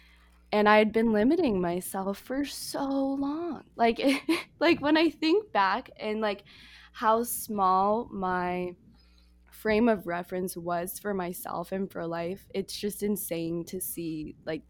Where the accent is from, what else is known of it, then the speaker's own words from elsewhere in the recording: United States; moved away as an adult; also born or lived in Toronto, Canada; I'm from the States